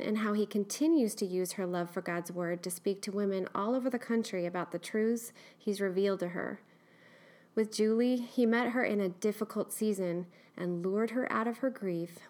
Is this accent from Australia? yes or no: no; Eugene, Oregon, United States; West Coast, born and raised in Eugene, Oregon girl